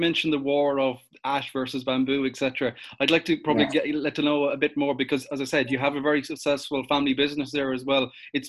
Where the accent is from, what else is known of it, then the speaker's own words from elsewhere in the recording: North Galway, Connacht, Ireland; I'm from Big Ball Land. I'm from North Galway, the traditional home of Galway football